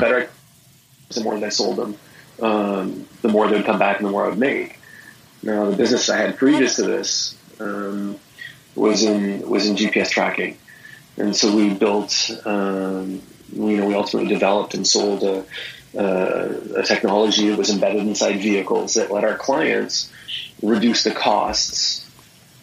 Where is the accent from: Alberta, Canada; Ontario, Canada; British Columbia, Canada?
British Columbia, Canada; Victoria; also born or lived in Vancouver; I grew up in Victoria. I grew up on an island a little ways away from Vancouver